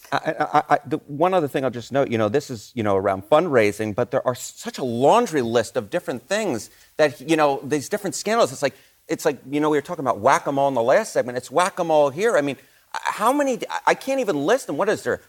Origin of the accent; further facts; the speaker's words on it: New York City, New York, United States; I grew up in the Bronx